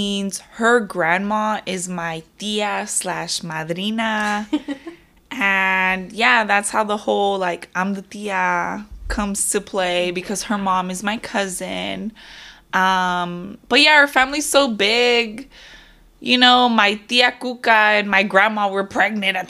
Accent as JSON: {"language": "English", "town": "Moreno Valley", "region": "California", "country": "United States", "tie": "born or raised there", "lives_now": "Murrieta, United States", "said": "I grew up in Moreno Valley. And then at 20 years old, I moved to Marietta, California."}